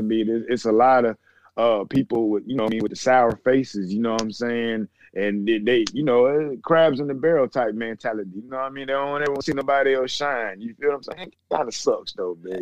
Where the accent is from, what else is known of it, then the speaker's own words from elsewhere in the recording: Atlanta, Georgia, United States; I'm from the east side of Atlanta